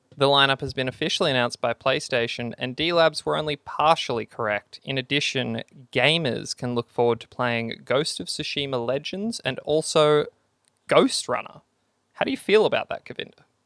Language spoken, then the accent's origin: English; Australia